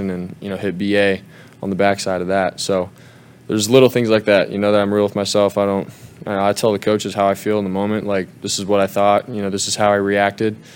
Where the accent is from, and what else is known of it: Arizona, United States; born or raised there; moved away